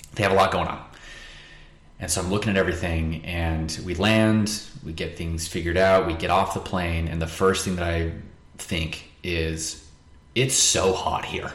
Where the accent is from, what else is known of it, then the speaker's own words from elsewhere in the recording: Pinesdale, Montana, United States; also born or lived in West Jordan, Utah; I was born in Utah. Um, in West Jordan, which is just west of Salt Lake. Mm-hmm. Um, and I moved to Montana when I was about two months old. Um, so I was raised in a small little town called Pinesdale